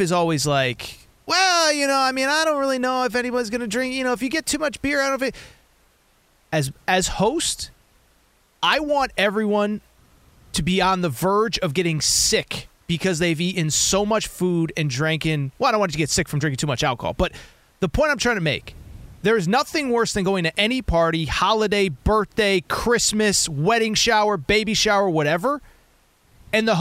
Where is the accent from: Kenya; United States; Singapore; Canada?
United States; Hartford, Connecticut; I grew up in Connecticut